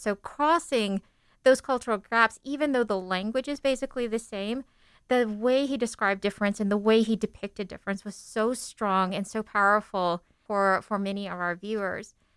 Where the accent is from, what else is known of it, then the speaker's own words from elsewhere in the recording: Seattle, Washington, United States; I was born in in Seattle, but my parents were immigrants from the Philippines